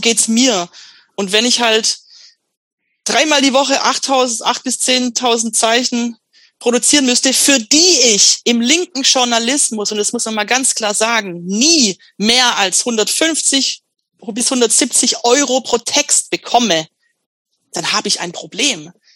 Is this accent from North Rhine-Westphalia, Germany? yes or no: no; Swabia, Baden-Württemberg, Germany; accent: Swabian; now in Stuttgart, Germany; dass ich so mir das Schwäbisch abtrainiere